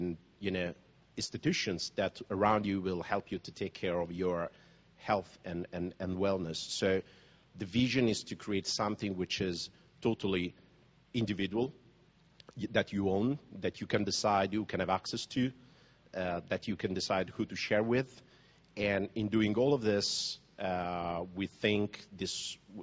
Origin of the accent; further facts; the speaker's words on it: Naples, Campania, Italy; I was born in Naples